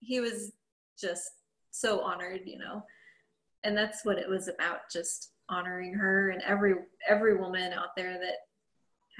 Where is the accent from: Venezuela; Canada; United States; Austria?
United States; Quincy, Illinois; I'm from Quincy, Illinois